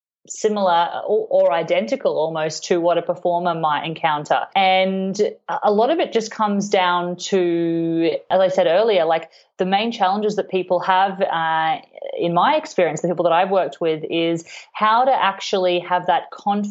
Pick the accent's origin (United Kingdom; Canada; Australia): Australia; Cairns, Queensland; now in Melbourne, Australia; I grew up in Queensland, in Cairns, and I played the violin from quite a really young age